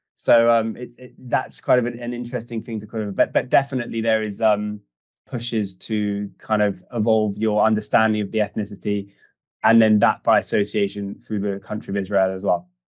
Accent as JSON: {"language": "English", "country": "United Kingdom", "tie": "born or raised there", "said": "born and bred in the UK, but of uh, Jewish heritage"}